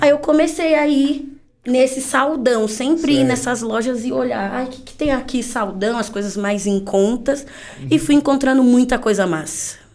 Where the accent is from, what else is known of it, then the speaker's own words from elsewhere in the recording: São Paulo, Brazil; tenho 28 anos, sou paulista da Gema